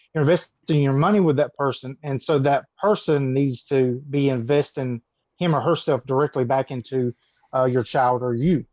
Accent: Georgia, United States; accent: southern; I'm from, uh, Georgia, Uvalde, Georgia

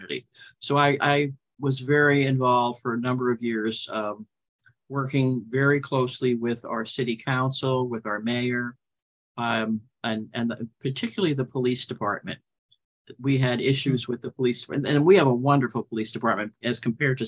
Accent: New York, United States; also born or lived in New Jersey; now in Morro Bay, United States; I'm originally from New York. I lived in the city for a long period of time. I was raised partly in Long Island and New Jersey.

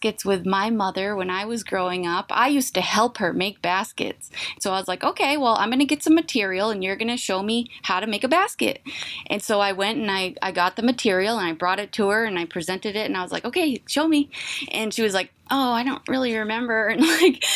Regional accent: Indian Island, Deer Isle, Stonington area, Maine, United States; also born or lived in Bangor, Maine; I'm from Indian Island. That's where my whole family is from.

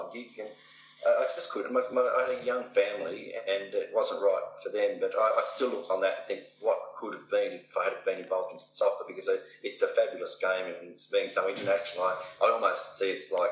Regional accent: Canberra, Australian Capital Territory, Australia; moved away as an adult; also born or lived in Sydney / Tasmania; I grew up in Canberra

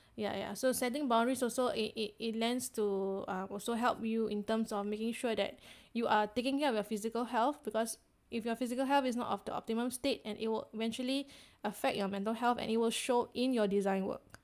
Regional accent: Singapore; as Singaporean designers, we tend to have very high context communication

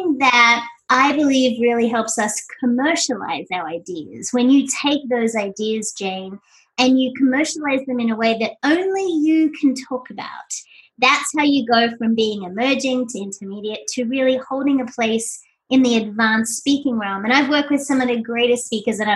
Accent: Sydney, New South Wales, Australia; moved away as an adult; now in Doylestown, United States; I hail from Sydney, Australia, and I relocated to this tiny little place called Doylestown, Pennsylvania

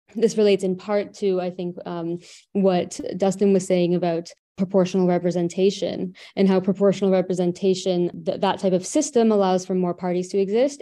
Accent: Canada; I'm from Canada

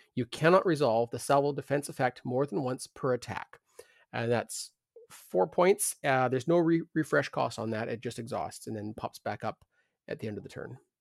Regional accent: Canada

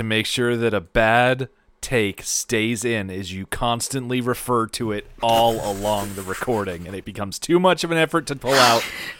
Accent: United States; I lack the signature accent of someone from Australia, and I am admittedly very American

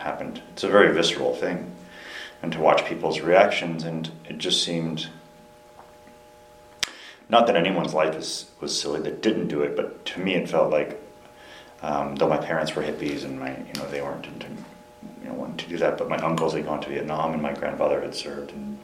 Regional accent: Melbourne, Florida, United States; moved away; I was born in Florida, you know, and grew up there on the East Coast, a place where we call like the Space Coast.

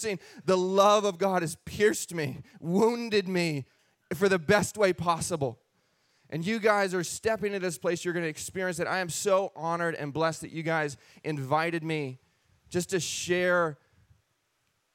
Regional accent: Castle Rock, Washington, United States; We were raised Christian in Washington State. Yes, a place called Castle Rock, Washington.

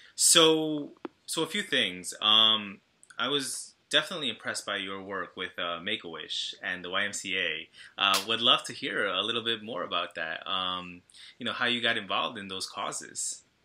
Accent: Brentwood, New York, United States; I'm Ecuadorian and Guatemalan myself, but um, you know, I grew up in a very Salvadoran town on Long Island

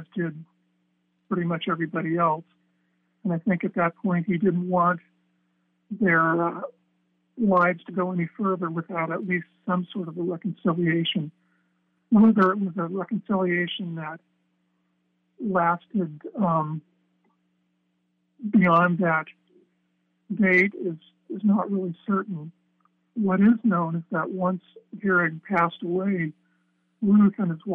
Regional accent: Los Angeles, California, United States; moved away as an adult; also born or lived in Corvallis, Oregon; I grew up in Los Angeles, and I think by age 18, I was kind of ready to get into a different environment

